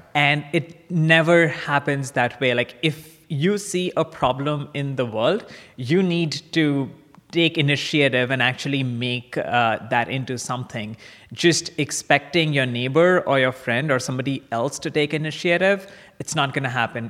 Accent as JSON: {"language": "English", "town": "Kolkata", "region": "West Bengal", "country": "India", "tie": "born or raised there", "also_born_or_lived": "Chicago", "moved": "as an adult", "said": "I grew up in India. Um, in a in a town called Calcutta, which is the eastern side of uh, the country, and I went to high school there"}